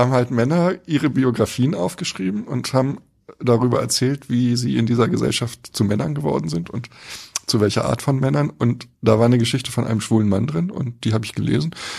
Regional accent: Berlin, Germany; Also ich bin in Westberlin geboren, 1967, ganz im Westen der Stadt, fast am Stadtrand

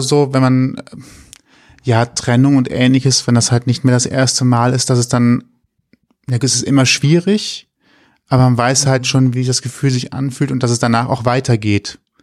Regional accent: Rhineland, Germany; als Rheinländer

